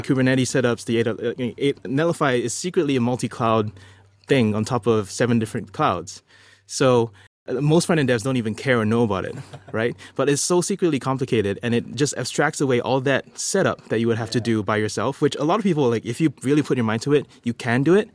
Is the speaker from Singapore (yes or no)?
yes; Singapore; I'm from Singapore.